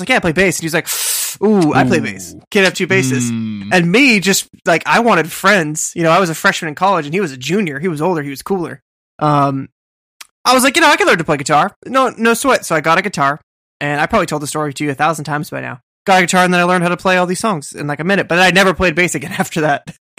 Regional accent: New England, United States; I'm from New England.

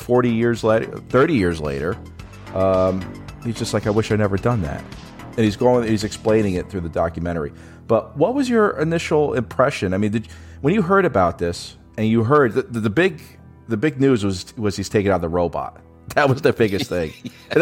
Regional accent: United States; As an American

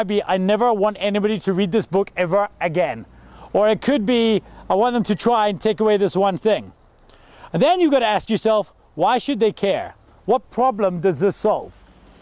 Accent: South Africa; also born or lived in Glasgow, Scotland; I moved here when I was 9 years old because my father got a job in South Africa

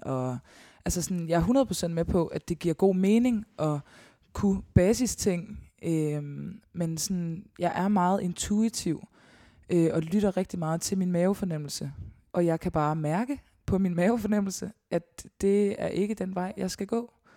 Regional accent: Årstrup, North Denmark Region, Denmark; Jeg er opvokset langt uden for Støvring, i en lille, lille flække, der hedder Årstrup

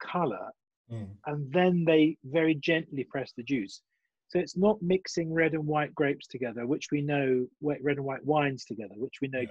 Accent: England, United Kingdom; also born or lived in Germany; being English

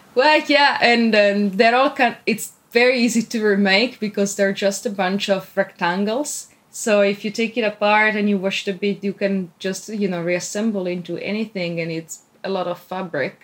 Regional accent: Italy; moved away as an adult; now in Tokyo, Japan; originally, I'm from Italy

